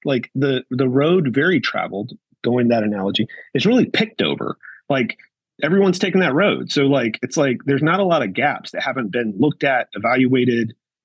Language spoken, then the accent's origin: English; United States; We're from USA